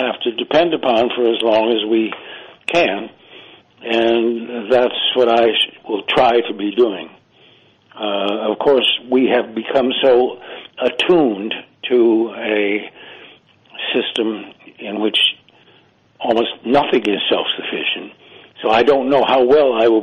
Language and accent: English; Ithaca, New York, United States; also born or lived in England; now in South Carolina, United States; Ithaca, New York, where I was born